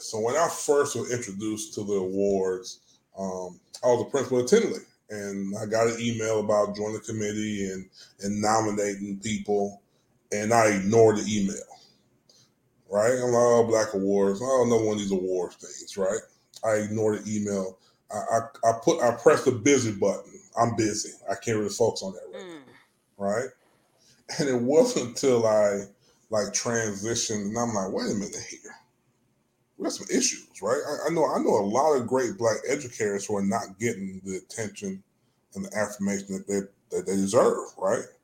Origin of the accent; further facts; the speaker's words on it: Jamaica; It was the same thing in growing up in Jamaica. You had to respect people for their language and culture